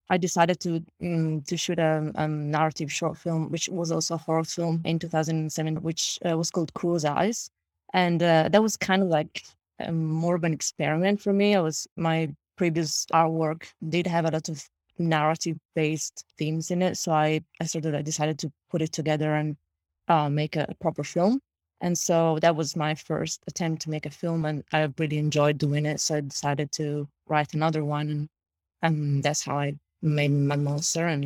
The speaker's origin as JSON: {"language": "English", "country": "Italy", "tie": "born or raised there", "second_language": "English", "said": "Yeah, well, because I, I shot in, I shot in Italy, my hometown, and very close to my hometown in Italy."}